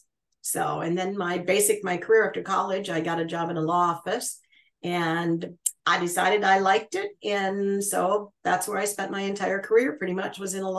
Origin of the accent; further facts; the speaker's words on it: Muskegon, Michigan, United States; moved away; also born or lived in Chicago, Illinois; We grew up in a small town in Michigan called Muskegon. It's on Lake Michigan, essentially.